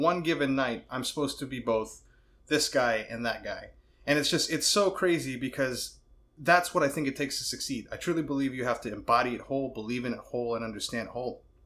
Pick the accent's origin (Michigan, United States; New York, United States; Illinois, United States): New York, United States; New York City; I'm a bad New Yorker. I was born in Brooklyn, Rockaway